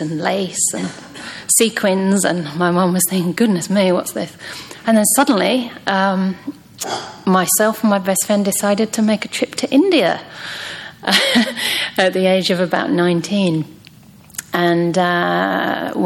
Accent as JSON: {"language": "English", "region": "England", "country": "United Kingdom", "tie": "born or raised there", "also_born_or_lived": "Myanmar", "moved": "as an adult", "said": "So originally I'm from England. But it's strange because even growing up, I didn't really feel very English"}